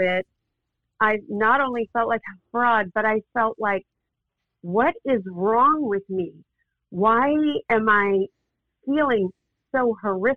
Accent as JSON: {"language": "English", "town": "Mountain View", "region": "California", "country": "United States", "tie": "born or raised there", "also_born_or_lived": "Los Angeles / Azusa", "said": "I was raised in the Silicon Valley in Mountain View."}